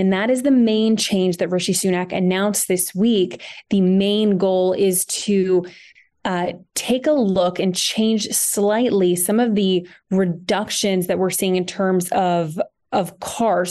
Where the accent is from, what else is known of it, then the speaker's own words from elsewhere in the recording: United States; moved away as an adult; now in London, United Kingdom; an American who moved here to the UK about two years ago